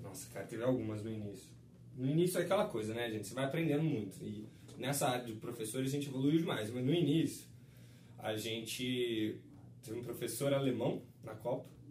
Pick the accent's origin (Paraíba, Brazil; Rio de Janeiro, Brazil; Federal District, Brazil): Rio de Janeiro, Brazil; moved away; also born or lived in São Paulo; eu nasci no Rio